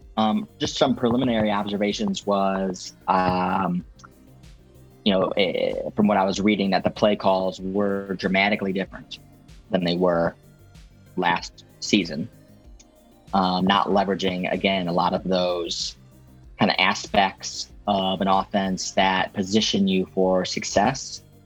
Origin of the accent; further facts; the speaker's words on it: Chicago, Illinois, United States; I'm from Chicago